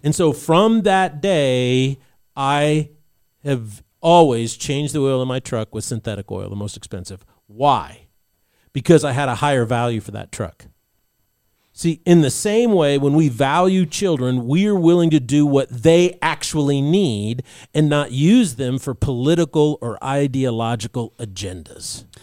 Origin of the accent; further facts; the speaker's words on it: Albuquerque, New Mexico, United States; I was growing up in New Mexico at that time in Albuquerque